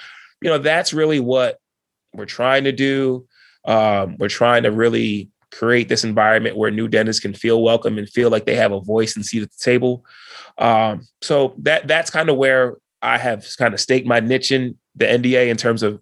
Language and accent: English; New Jersey, United States; I was from New Jersey